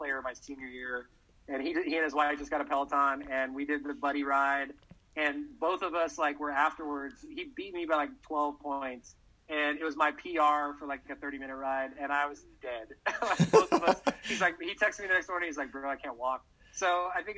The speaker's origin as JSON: {"language": "English", "region": "Texas", "country": "United States", "said": "I'm from Texas"}